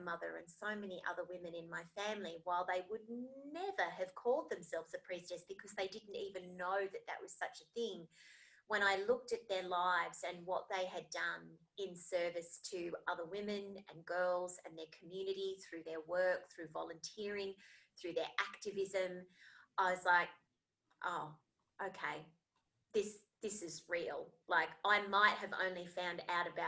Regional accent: Australia; Australia, where I am from

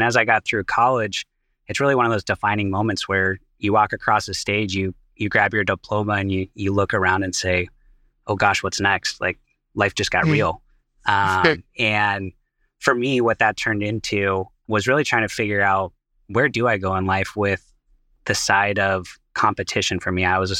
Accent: Seattle, Washington, United States; now in Boston, United States; You know, for me, I was born and raised out in Seattle, Washington. I'm now out in Boston with eCloth

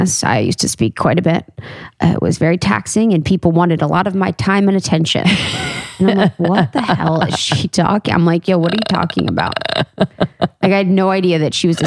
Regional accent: Ohio, United States; moved away; I grew up in Ohio. I went to college in Ohio. My family's from Ohio, a small town outside of Cincinnati.

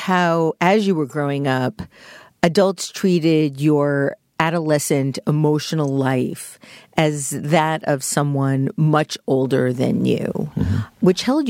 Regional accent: New York City, New York, United States; I spent many years of my childhood in Howard Beach, Queens

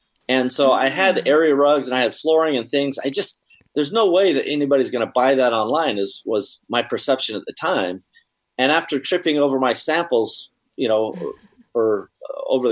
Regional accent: Seattle, Washington, United States; I'm from Seattle

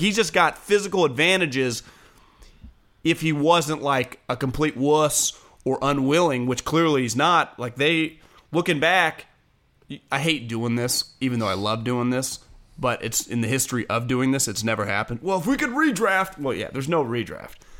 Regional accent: California, United States; as a Californian who spent the majority of my life in California

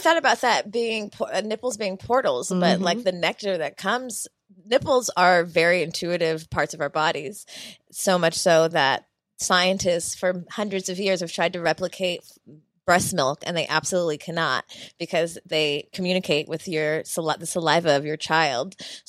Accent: Washington, District of Columbia, United States; I'm from Washington, D.C.

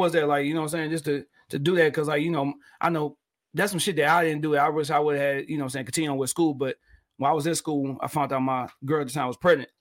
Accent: Detroit, Michigan, United States; from me being Detroit

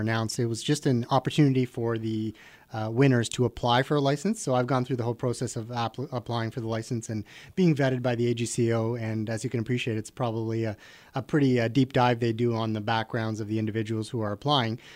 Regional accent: Richmond Hill, Ontario, Canada; I'm from Richmond Hill

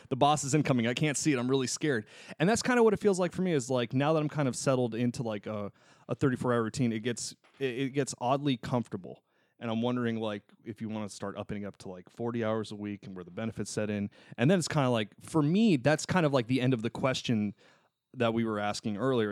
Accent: Tucson, Arizona, United States; moved away; I did a gig in my hometown of Tucson, Arizona for two and a half months

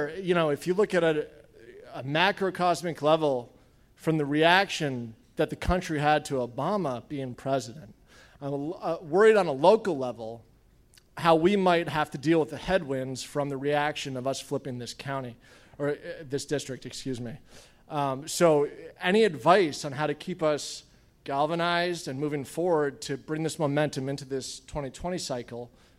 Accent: New England, United States; now in Charleston, United States; I'm from New England, but I've been in Charleston since 2002.

